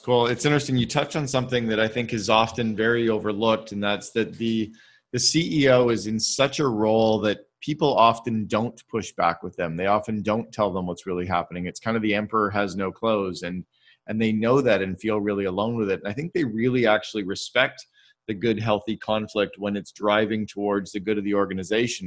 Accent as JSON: {"language": "English", "country": "Canada", "said": "I'm Canadian uh, and and uh, grew up with French"}